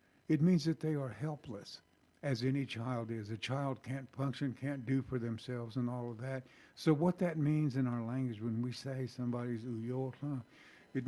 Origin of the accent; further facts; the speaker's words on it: North Carolina, United States; I'm from North Carolina